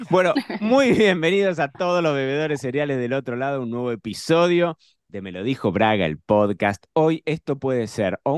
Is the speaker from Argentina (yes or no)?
yes; Argentina; para los que somos de Argentina y tenemos nuestro corazoncito en Argentina, pensar en Lagarde es pensar en una de las marcas que, bueno, que, ha estado históricamente en la mesa argentina